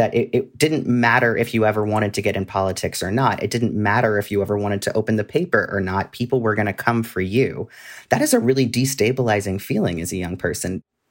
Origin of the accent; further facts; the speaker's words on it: California, United States; And even where I grew up in California, it was not something that you wanted to be.